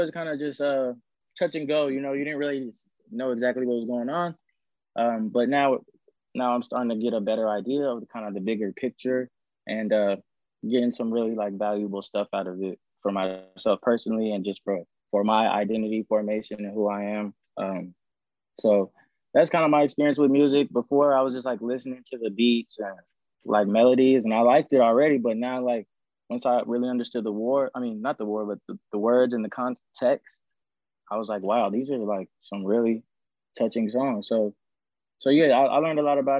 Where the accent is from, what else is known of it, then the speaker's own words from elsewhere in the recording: Atlanta, Georgia, United States; I was born and raised in the Atlanta area